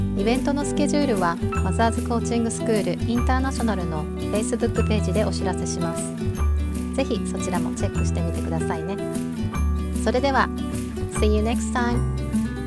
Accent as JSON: {"language": "Japanese", "region": "Hiroshima", "country": "Japan", "tie": "born or raised there", "moved": "as an adult", "said": "私広島県出身なのね"}